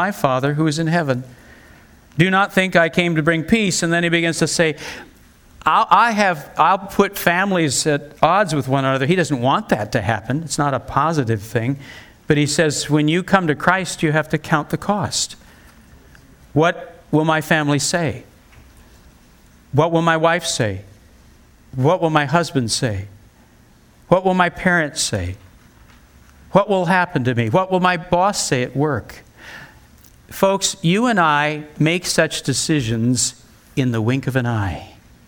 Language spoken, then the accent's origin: English; United States; as an American